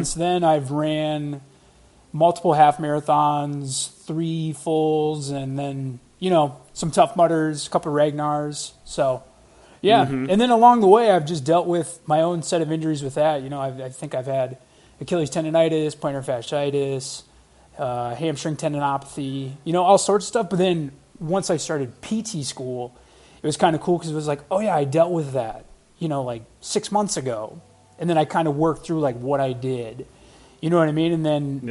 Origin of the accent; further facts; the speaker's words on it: Rogers, Minnesota, United States; I grew up in Rogers, Minnesota, which is just – you know, kind of a northwest suburb, not far from the gym here.